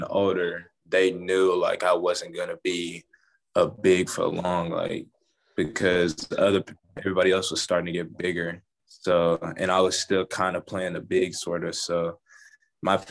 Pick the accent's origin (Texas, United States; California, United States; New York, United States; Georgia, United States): Texas, United States; Frisco; moved away as an adult; now in Indiana, United States; I'm from Frisco